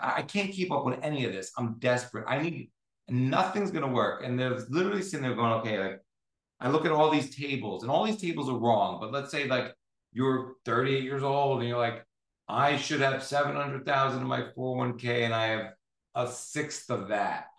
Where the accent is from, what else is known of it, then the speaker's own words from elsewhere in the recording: United States; as an American